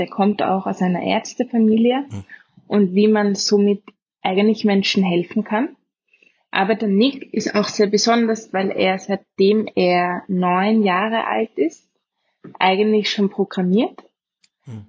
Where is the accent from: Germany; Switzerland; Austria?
Austria; Vienna; accent: Austrian; also born or lived in Oxford, England; geboren in Wien, in Umgebung